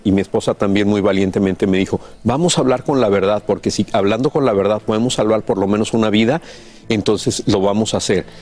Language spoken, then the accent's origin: Spanish; Mexico; nosotros crecimos en México, nacimos y crecimos en México